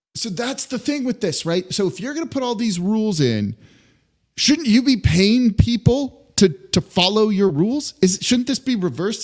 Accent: Los Angeles, California, United States; moved away as an adult; now in New Orleans, United States; I'm from Los Angeles. I grew up there, right? Lived there for 18 years before moving to New Orleans.

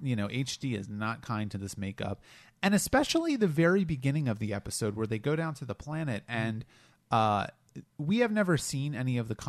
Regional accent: Delaware, United States; I grew up in Delaware, and you know, I when I was a kid, I used to say water instead of water, and I kind of trained myself out of that.

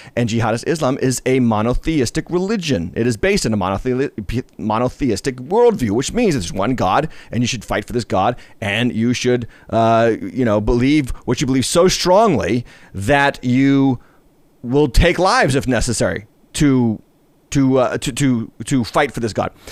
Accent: United States; being an American

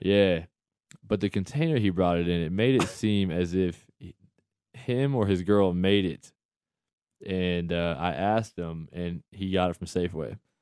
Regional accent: United States; as an American

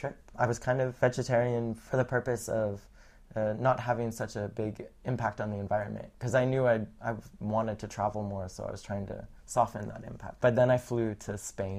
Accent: Texas, United States; moved away as an adult; also born or lived in Boston; now in Berlin, Germany; I grew up in Texas, and my parents are from New England and New York

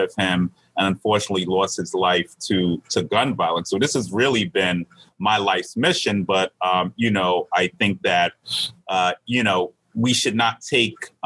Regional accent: New York City, New York, United States; I come from Southeast Queens and Far Rockaway.

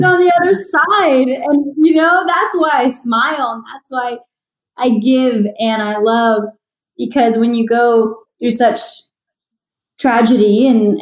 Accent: San Antonio, Texas, United States; also born or lived in Los Angeles; I performed around San Antonio, my hometown, for so many years

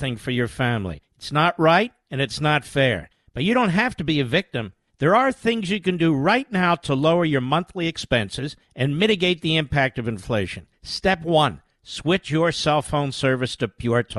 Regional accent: Philadelphia, Pennsylvania, United States; moved away; that's my hometown

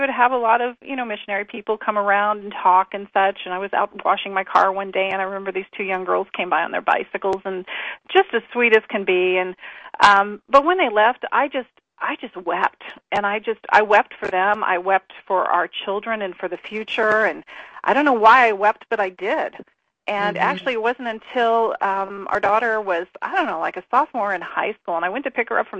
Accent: Indianapolis, Indiana, United States; we came from Indianapolis, Indiana, and pretty much in the heart of, you know, the Bible Belt, very Christian community, and then we moved out here

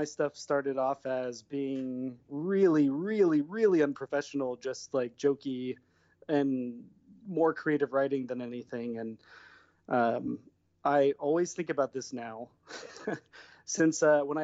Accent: Fairfield, California, United States; moved away as an adult; now in Los Angeles, United States; I'm from Northern California. I'm from Fairfield, and I've been in LA for 16 years now.

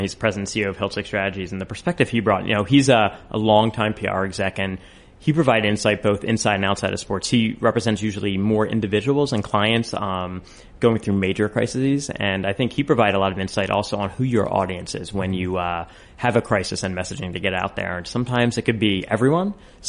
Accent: Philadelphia, Pennsylvania, United States; I'm from Philadelphia.

